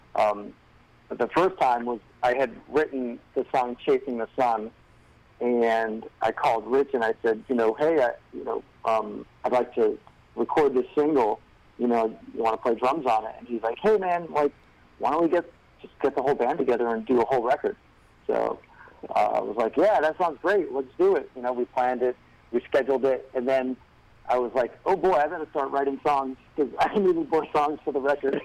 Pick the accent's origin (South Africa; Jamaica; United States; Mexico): United States; Rhode Island; I grew up in Rhode Island